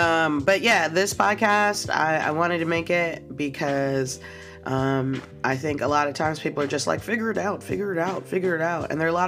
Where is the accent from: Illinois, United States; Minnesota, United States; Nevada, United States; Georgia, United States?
Illinois, United States; Chicago; like I'm from Chicago, pop, like.